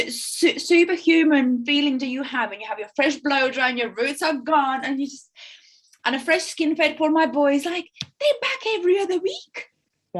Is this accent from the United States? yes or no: no; Latvia; moved away; I'm from Latvia and I'm a European.